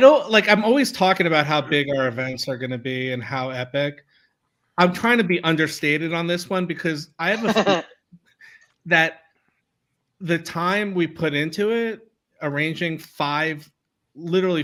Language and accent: English; New Jersey, United States; In my home state, which is sunny New Jersey.